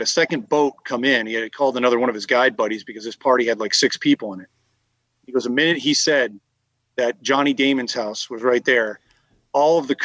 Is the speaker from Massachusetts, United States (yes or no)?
yes; Massachusetts, United States; I'm from Massachusetts